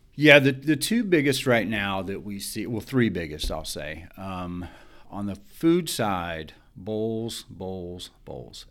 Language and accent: English; Alabama, United States; I'm from Alabama.